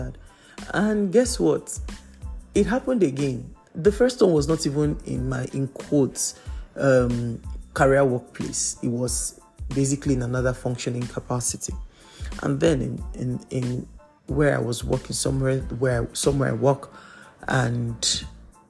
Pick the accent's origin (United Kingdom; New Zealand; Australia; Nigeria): Nigeria; Lagos; I grew up in Lagos, Nigeria